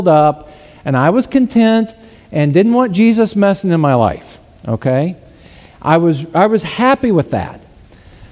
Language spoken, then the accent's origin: English; Southern Missouri, United States; I'm from Southern Missouri